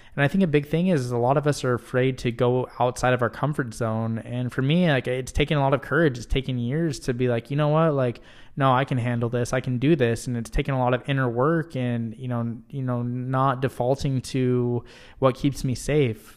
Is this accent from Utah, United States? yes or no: yes; Utah, United States; moved away as an adult; now in Michigan, United States; I am originally from Utah